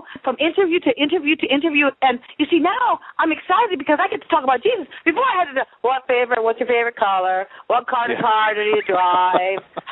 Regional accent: Niagara Falls, Ontario, Canada; moved away; I was born in Niagara Falls, Ontario

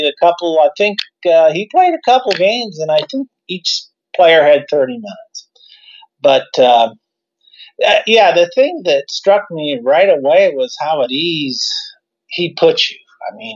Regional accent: Lakeview, Iowa, United States; also born or lived in Des Moines, Iowa; I grew up in Lakeview, Iowa, which is a small town northwest Iowa

